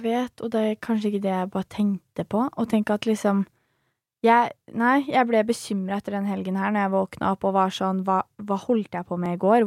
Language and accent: Norwegian; Svelvik, Vestfold, Norway; jeg er fra Svelvik